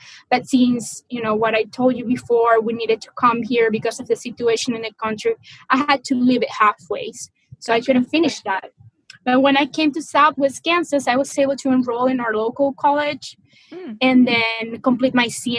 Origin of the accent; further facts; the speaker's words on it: Maracaibo, Zulia, Venezuela; moved away; Actually, my hometown, which is called Maracaibo, a pretty long name, it is as hot as 120 all year long.